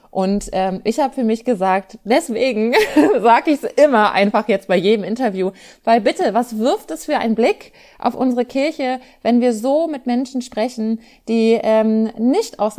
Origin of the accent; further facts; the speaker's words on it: Germany; Natürlich bin ich in Deutschland aufgewachsen und christlich sozialisiert durch Feiertage